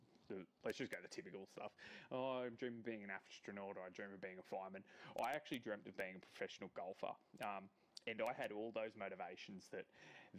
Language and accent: English; Gold Coast, Queensland, Australia; I was born on the Gold Coast